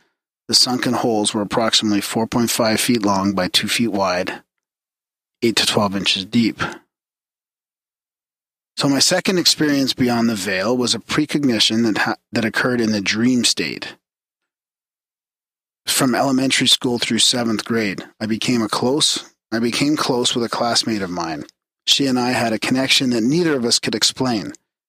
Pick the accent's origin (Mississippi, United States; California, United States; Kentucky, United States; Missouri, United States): Mississippi, United States; Okay, so I grew up in South Mississippi under the roof of a Baptist Christian home that my father built on undeveloped land in 1993.